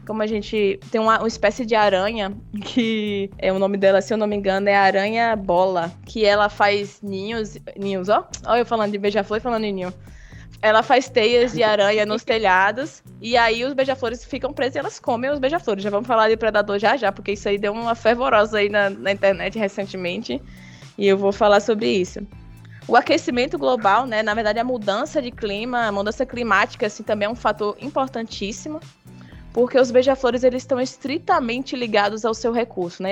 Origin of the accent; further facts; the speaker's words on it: Bahia, Brazil; also born or lived in Juazeiro, Bahia; eu sou da Bahia